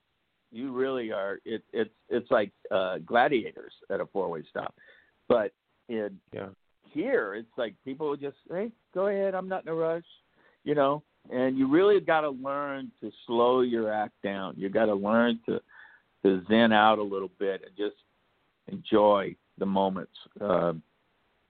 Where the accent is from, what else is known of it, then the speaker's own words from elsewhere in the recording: Midwest, United States; moved away as an adult; now in California, United States; We grew up in the Midwest, Tammy and I, so we're used to rain and snow and storms and all of that.